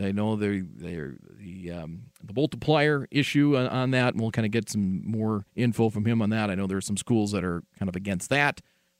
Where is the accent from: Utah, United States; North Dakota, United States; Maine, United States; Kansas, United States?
North Dakota, United States; Lisbon; I always compare them to my hometown.